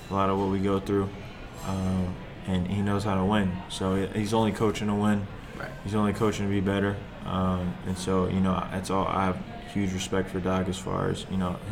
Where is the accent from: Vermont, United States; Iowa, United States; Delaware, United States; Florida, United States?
Florida, United States; Fort Lauderdale; so I grew up in Fort Lauderdale for a little bit